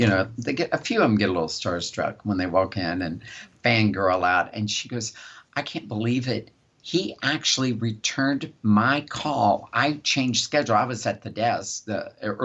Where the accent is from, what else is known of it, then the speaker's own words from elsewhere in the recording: West Virginia, United States; I grew up in West Virginia. I'm a West Virginian.